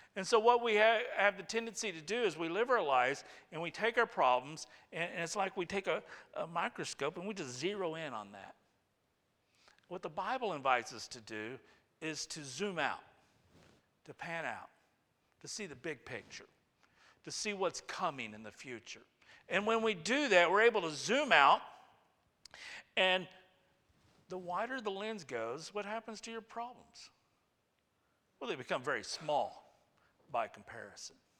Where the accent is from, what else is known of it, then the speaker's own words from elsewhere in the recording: United States; we're American